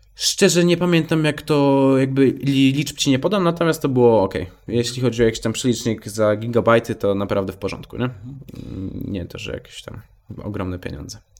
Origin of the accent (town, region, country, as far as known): Poland